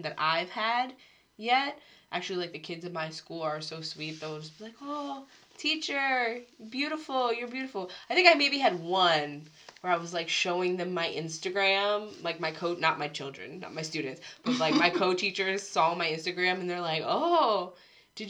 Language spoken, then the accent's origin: English; Harrisburg, Pennsylvania, United States; moved away as an adult; now in South Korea; I've grown up around so many different cultures, Spanish speakers, Vietnamese speakers, Korean speakers. Where I grew up in Pennsylvania was just like very diverse.